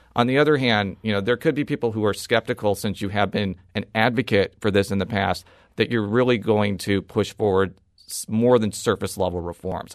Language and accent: English; Illinois, United States; now in Missouri, United States; I was born and raised in Illinois